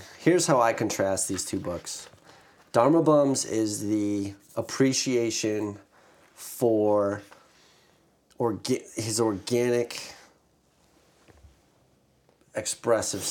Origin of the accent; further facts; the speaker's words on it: Massachusetts, United States; I'm from Massachusetts